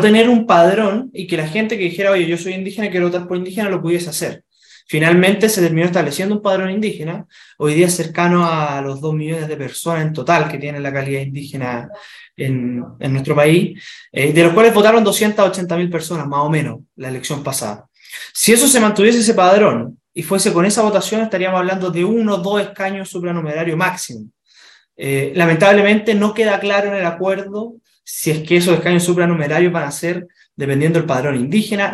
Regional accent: Chile; todos somos chilenos

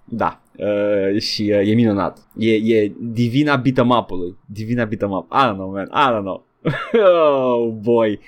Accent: Romania

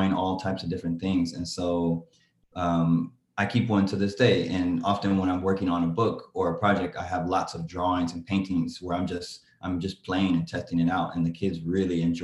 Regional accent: Oakland, California, United States; I'm an illustrator from Oakland, California

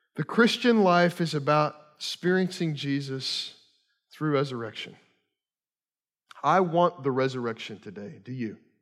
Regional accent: Kentucky, United States; moved away; I grew up in Kentucky

